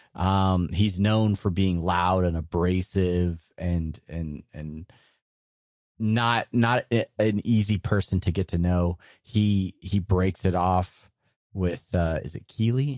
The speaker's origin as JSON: {"language": "English", "town": "San Diego", "region": "California", "country": "United States", "tie": "born or raised there", "moved": "yes", "said": "growing up in San Diego"}